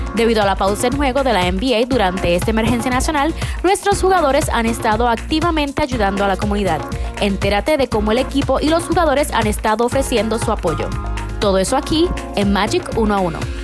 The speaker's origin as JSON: {"language": "Spanish", "country": "Costa Rica", "tie": "born or raised there", "moved": "yes", "said": "yo crecí en Costa Rica"}